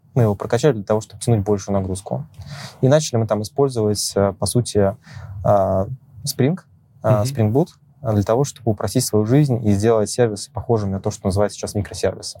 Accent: Moscow Oblast, Russia; Родился я в Подмосковье.

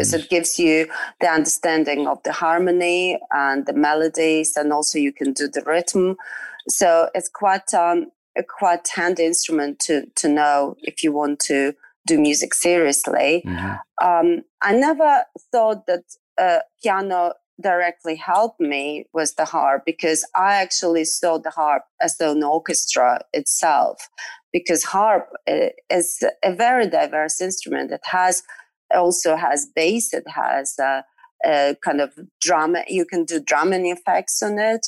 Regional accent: Western Ukraine, Ukraine; moved away as an adult; also born or lived in Poland; I grew up in Ukraine and actually in Western Ukraine, and traveled quite a lot with my parents. And then moved to Poland when I was 18

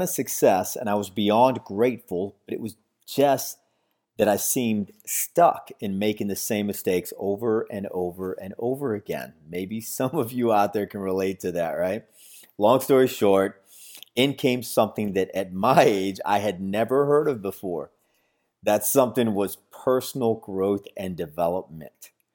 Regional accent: San Antonio, Texas, United States; now in Florida, United States; I'm originally from San Antonio, Texas, but currently living in Florida.

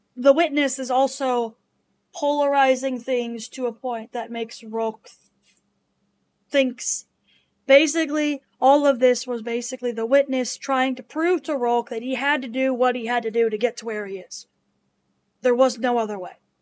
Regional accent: Washington, United States; now in Ohio, United States; my home state of Washington.

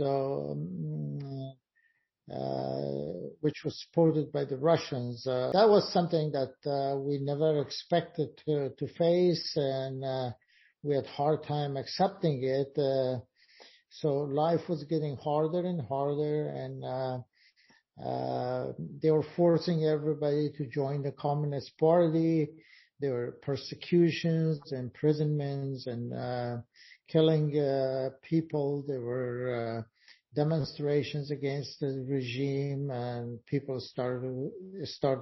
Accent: Afghanistan; moved away as an adult; now in New York, United States; I came from Afghanistan as a refugee in 1982, and I've been living in New York for the last 27 years.

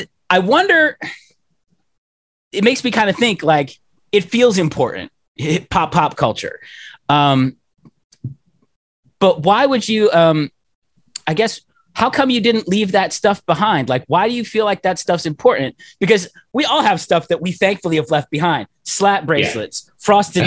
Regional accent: Pittsburgh, Pennsylvania, United States; coming up even in Pittsburgh

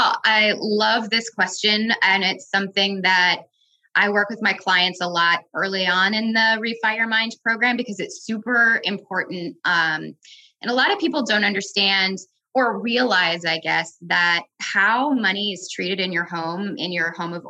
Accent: Midwest, United States; But for me, I grew up in the Midwest, largely middle-class family. We moved around a lot and we lived in mostly rural places. So the Dakotas and Wyoming

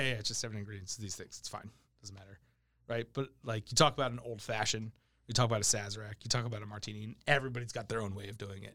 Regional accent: New York City, New York, United States; also born or lived in New Jersey; now in Sacramento, United States; I'm Italian. I grew up in New York City.

